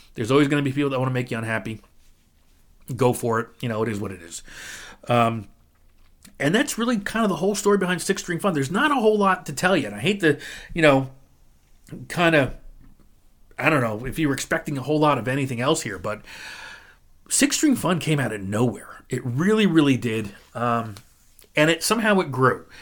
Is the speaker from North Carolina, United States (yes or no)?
no; New Jersey, United States; I'm from New Jersey